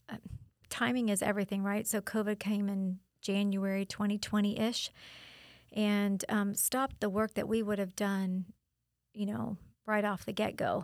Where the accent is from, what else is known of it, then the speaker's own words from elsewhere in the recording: Wesley Chapel, Florida, United States; moved away as an adult; now in Auburndale, United States; my native Wesley Chapel